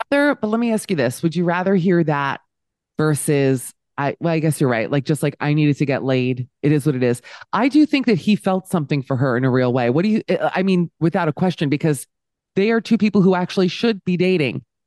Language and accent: English; Miami, Florida, United States; Miami, so I grew up in the Wildenstein of, the Wildensteins of America